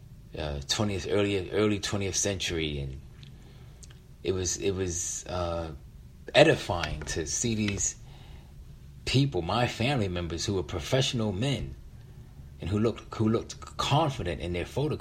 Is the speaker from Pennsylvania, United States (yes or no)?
yes; Philadelphia, Pennsylvania, United States; my youngest sister, Treva, with whom I grew up in, who I grew up with in West Philadelphia